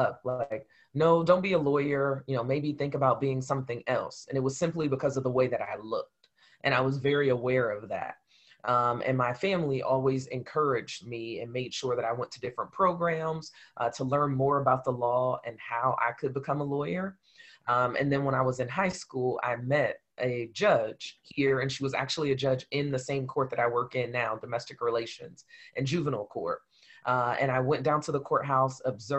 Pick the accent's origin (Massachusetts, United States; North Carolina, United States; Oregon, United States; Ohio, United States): Ohio, United States; Columbus; I am from Columbus, Ohio, born and raised here.